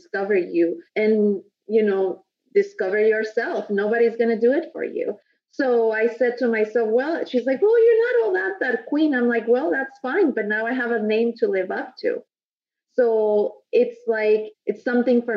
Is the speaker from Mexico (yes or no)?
yes; Mexico; moved away as an adult; now in United States; I was born and raised in Mexico and moved here to the States about 12 years ago.